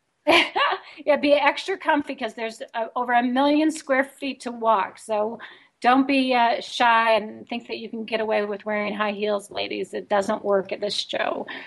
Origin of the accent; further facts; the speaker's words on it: Chicago, Illinois, United States; Chicago, even that it's my hometown